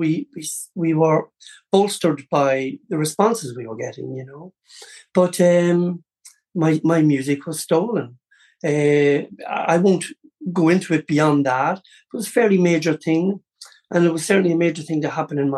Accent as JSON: {"language": "English", "region": "County Louth", "country": "Ireland", "also_born_or_lived": "Cleveland, Ohio, United States", "said": "being Irish"}